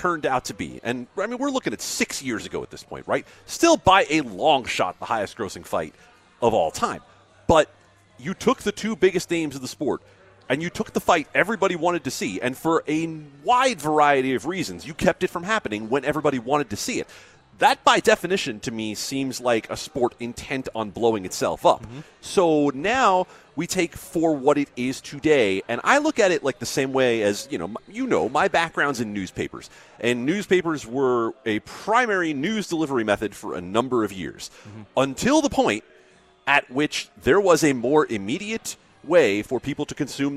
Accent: Las Vegas, Nevada, United States; I moved to Vegas in 1989

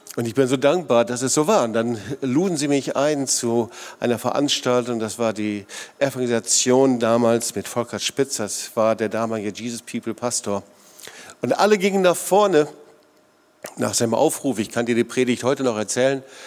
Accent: Sauerland, North Rhine-Westphalia, Germany; now in Swabian Jura area, Germany; ich komme aus dem Sauerland

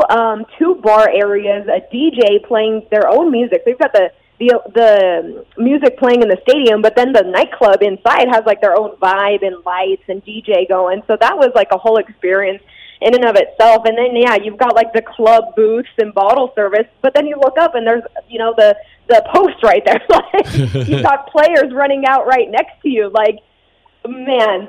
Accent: Las Vegas, Nevada, United States; a person growing up in Las Vegas who didn't have a professional sports team

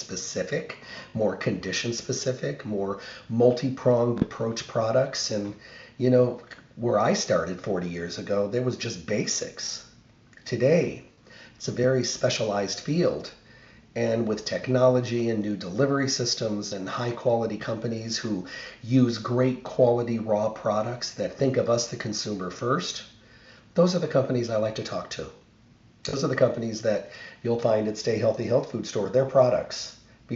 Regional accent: Midwest, United States; now in Las Vegas, United States; when I was growing up in the Midwest, we had goldenrod, and they would cut the wheat fields

